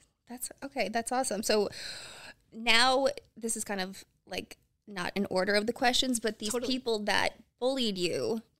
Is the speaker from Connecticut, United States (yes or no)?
no; Pennsylvania, United States